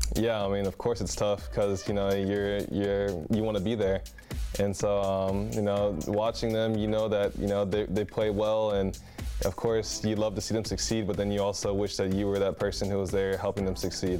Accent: United States; now in Europe

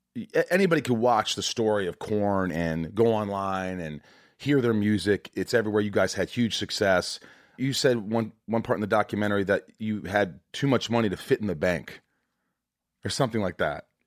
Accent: Evansville, Indiana, United States; I'm also from Indiana. I grew up in southern Indiana

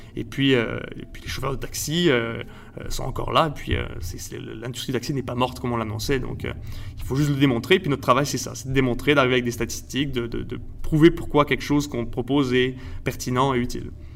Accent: Montreal, Quebec, Canada; also born or lived in Mexico; je suis né au Mexique euh, de parents français et espagnols. Et euh, je suis arrivé au Québec quand j'avais 3 ans, donc en 1997 à peu près. Euh, je suis allé toute ma vie à l'école française à Montréal

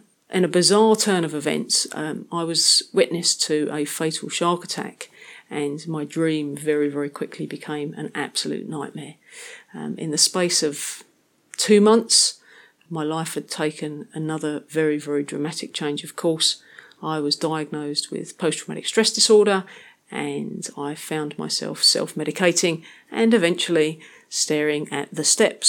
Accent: London, United Kingdom; moved away; I'm originally from London, England, but it's not somewhere that I've really considered to be home for much of the last 10 years, although I am still very proud of my Cockney heritage. As a kid growing up in London

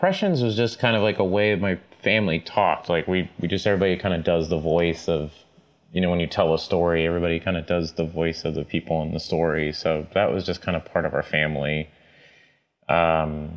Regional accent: Tulsa, Oklahoma, United States; I was born and raised in Tulsa, Oklahoma

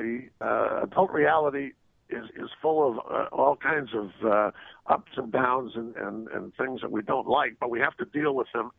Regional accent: New York City, New York, United States; I grew up in Brooklyn, and that's where I learned on the street.

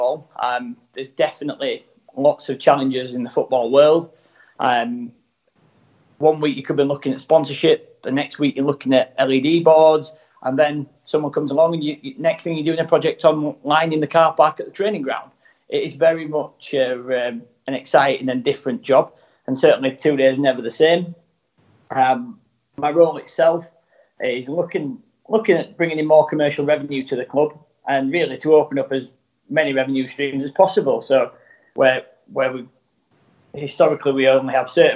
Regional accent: Rotherham, Yorkshire and the Humber, United Kingdom; moved away as an adult; also born or lived in Dubai / New York; I'm actually from Rotherham

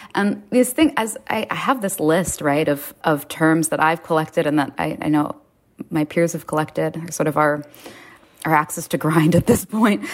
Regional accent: New York City, New York, United States; I grew up in Lower Manhattan.

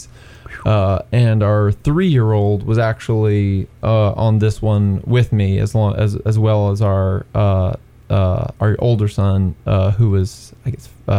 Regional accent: Greeneville, Tennessee, United States; I grew up in Greenville, Tennessee.

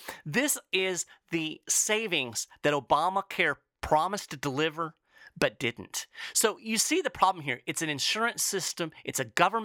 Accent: Lexington, Kentucky, United States; my hometown of Lexington, Kentucky

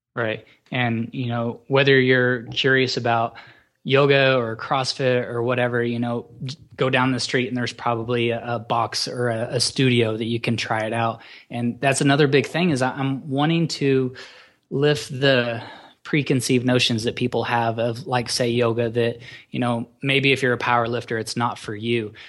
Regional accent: Oklahoma, United States; also born or lived in Colorado; I grew up, I'm from Oklahoma

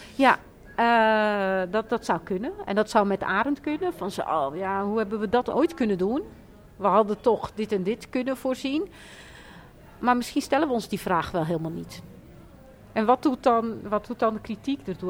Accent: Rotterdam, South Holland, Netherlands; ik kom uit Rotterdam

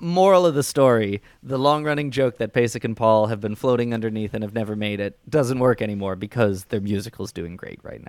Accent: suburbs of Chicago, Illinois, United States; I grew up in John Hughes' territory

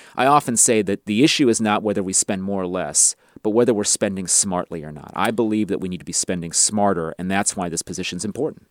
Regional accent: Rowland Heights, California, United States; the suburb I grew up in, Roland Heights, is a little bit of an ethnic enclave

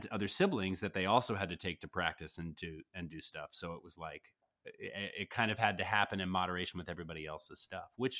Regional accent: Greensboro, North Carolina, United States; I grew up in Greensboro, North Carolina.

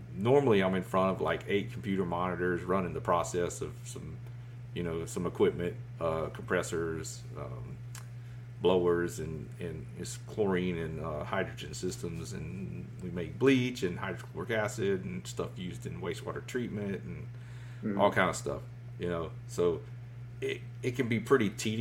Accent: Southeast Georgia, United States; moved away; That's kind of where I started, you know, back in the day, fishing the golf course ponds and all that in Southeast Georgia. I'm originally from Georgia.

